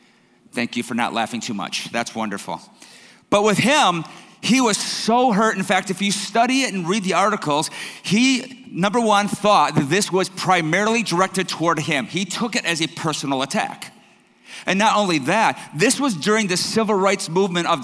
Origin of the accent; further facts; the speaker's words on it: Detroit, Michigan, United States; I'm from Detroit.